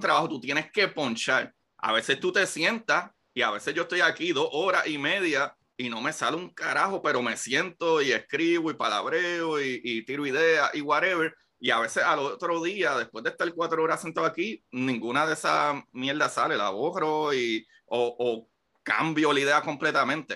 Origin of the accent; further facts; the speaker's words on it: Puerto Rico; moved away as an adult; yo me fui de Puerto Rico en el 2013